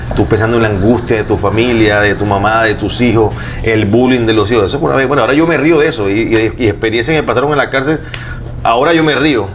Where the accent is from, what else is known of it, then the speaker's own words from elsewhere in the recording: Barranquilla, Atlántico, Colombia; yo soy de Barranquilla